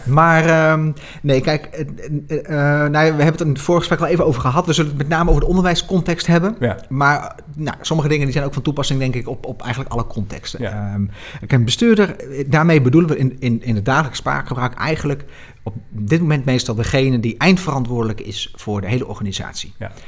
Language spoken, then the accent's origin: Dutch; Nijmegen, Gelderland, Netherlands; ik kom uit Nijmegen